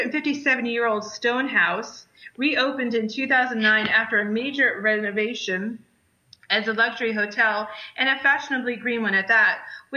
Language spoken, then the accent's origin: English; Rhode Island, United States; So now we are going to go to my home state, which is where I'm from, and I'm so proud to say that I am from Rhode Island.